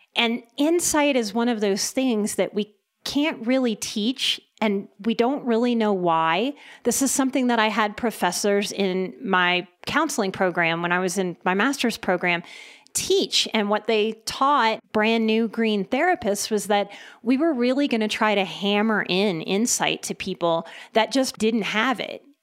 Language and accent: English; New Orleans, Louisiana, United States; first language English; I'm from New Orleans